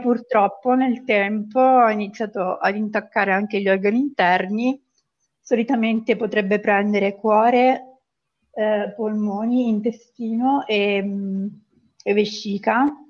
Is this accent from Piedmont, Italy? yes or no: no; Pescara, Abruzzo, Italy; vengo da Pescara, in Abruzzo